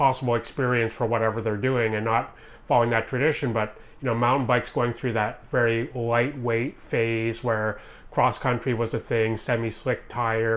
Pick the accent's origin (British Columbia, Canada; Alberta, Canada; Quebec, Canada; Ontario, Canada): Quebec, Canada; Montreal; now in Vancouver, Canada; originally I'm from Montreal